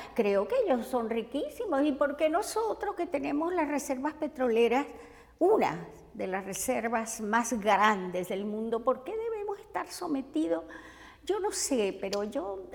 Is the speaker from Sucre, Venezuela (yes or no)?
no; Maracaibo, Zulia, Venezuela; moved away as an adult; also born or lived in Caracas / Mexico; now in United States; en mi pueblo natal, en mi ciudad natal, en Maracaibo. Yo soy maracucha